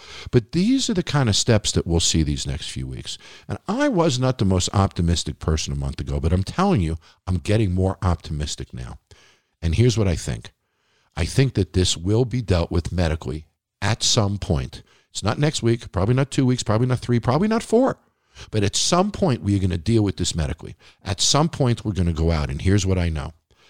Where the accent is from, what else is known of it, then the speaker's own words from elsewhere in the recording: Nevada, United States; Hats off to Governor Sisolak from my home state of Nevada, who has not gotten the resources that a lot of other states have.